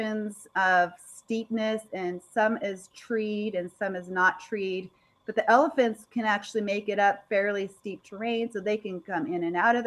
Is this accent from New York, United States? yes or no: no; Idaho, United States; here we are from Idaho, and we have snow